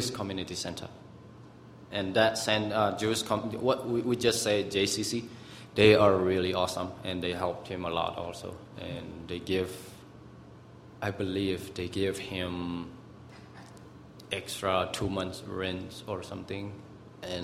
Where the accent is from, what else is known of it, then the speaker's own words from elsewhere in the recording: Myanmar; English is a second language; now in Albuquerque, United States; I am from Myanmar, so-called, also known as Burma